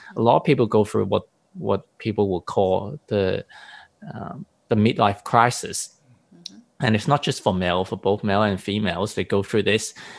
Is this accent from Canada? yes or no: no; Hong Kong; I come from a Eastern background, but even coming from Hong Kong